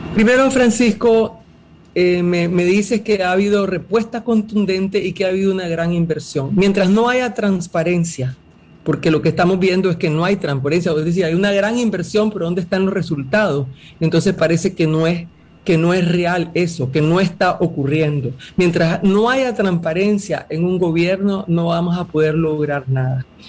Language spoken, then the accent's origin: Spanish; Nicaragua; Yo como nicaragüense